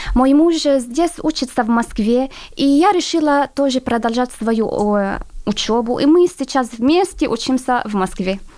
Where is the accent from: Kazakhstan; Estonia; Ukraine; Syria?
Syria; Russian is a second language; moved away as an adult; now in Moscow, Russia; я из Сирии